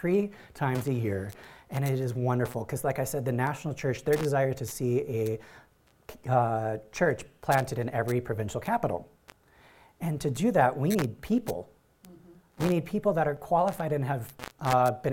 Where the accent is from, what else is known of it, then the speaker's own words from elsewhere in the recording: Iron Range, northern Minnesota, United States; moved away as an adult; now in Cambodia; I grew up in northern Minnesota on the Iron Range.